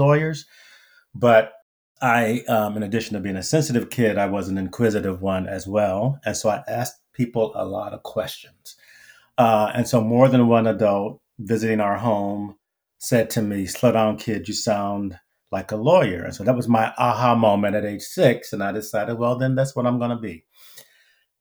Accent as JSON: {"language": "English", "town": "Wilmington", "region": "North Carolina", "country": "United States", "tie": "born or raised there", "also_born_or_lived": "Pennsylvania", "moved": "as an adult", "said": "my childhood growing up in Wilmington, North Carolina"}